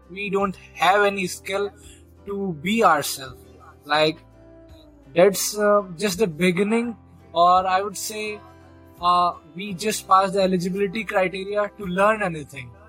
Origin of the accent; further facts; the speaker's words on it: India; first language Hindi; English is a second language; I'm from India and you from Brazil with Portuguese as your mother tongue and me as Hindi and as my mother tongue.